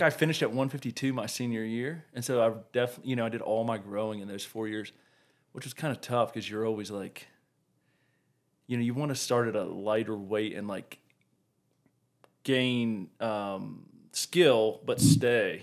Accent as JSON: {"language": "English", "town": "Blacksburg", "region": "Virginia", "country": "United States", "tie": "born or raised there", "also_born_or_lived": "San Diego, California", "moved": "as an adult", "lives_now": "Colorado, United States", "said": "I grew up in Virginia in, um, Blacksburg."}